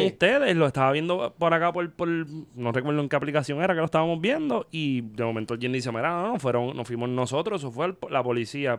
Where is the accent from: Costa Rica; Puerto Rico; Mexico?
Puerto Rico; Vega Baja; yo soy de Vega Baja